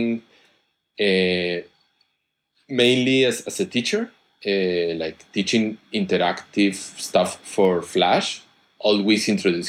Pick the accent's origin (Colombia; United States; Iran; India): Colombia; moved away as an adult; also born or lived in Bogota, Colombia / Spain; I come from Colombia